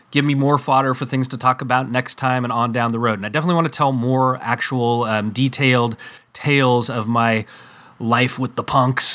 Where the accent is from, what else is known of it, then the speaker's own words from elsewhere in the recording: West Coast, United States; I'm from the West Coast here